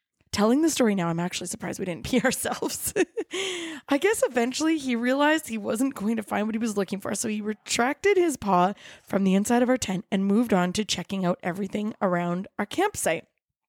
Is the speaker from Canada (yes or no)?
yes; Kelowna, British Columbia, Canada; I grew up in Kelowna. It's a little city that thinks it's a big city and prides itself in being fabulous in all four seasons.